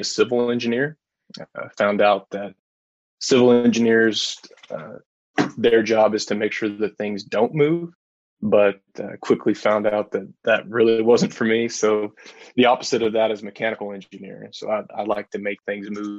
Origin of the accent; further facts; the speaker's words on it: Lebanon, Kentucky, United States; I grew up in Central Kentucky, grew up in Lebanon, went to school, Marion County High School.